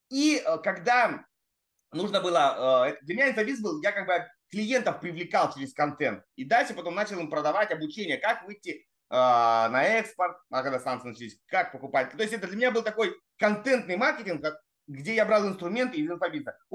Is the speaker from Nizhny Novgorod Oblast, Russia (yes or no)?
no; Primorsky Krai, Russia; я с Дальнего Востока, турист, Владивосток, находка, я все это знаю, что мы были оторваны напрочь.